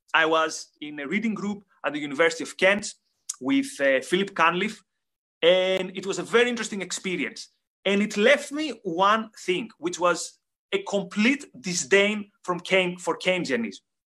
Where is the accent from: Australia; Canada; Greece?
Greece; I come from Greece